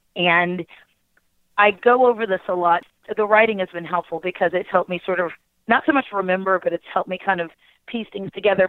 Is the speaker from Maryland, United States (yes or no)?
yes; Baltimore, Maryland, United States; I grew up in Baltimore City